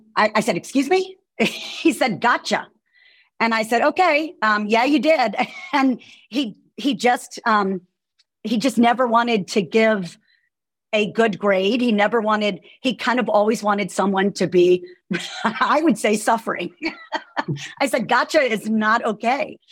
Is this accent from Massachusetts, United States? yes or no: no; Roanoke, Virginia, United States; moved away as an adult; also born or lived in New York City; now in Charlottesville, United States; I'm um, from Roanoke